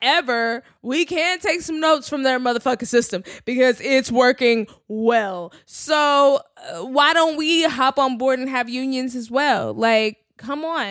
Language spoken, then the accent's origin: English; Texas, United States; also born or lived in New York City; now in Los Angeles, United States; I'm from Texas. Like, I grew up in big houses.